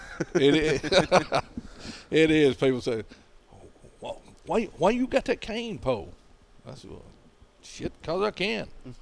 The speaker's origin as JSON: {"language": "English", "town": "Gadsden", "region": "Alabama", "country": "United States", "said": "North Alabama, Gadsden, Alabama."}